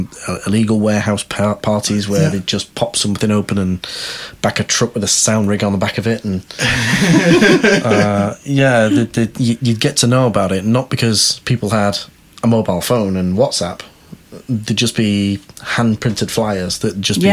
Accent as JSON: {"language": "English", "town": "Manchester", "region": "North West England", "country": "United Kingdom", "moved": "yes", "said": "I'm from Manchester originally."}